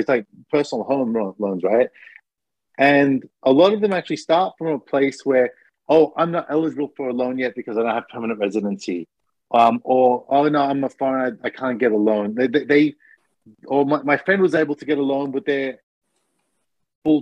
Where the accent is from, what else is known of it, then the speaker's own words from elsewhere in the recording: Australia; now in Japan; I'm Australian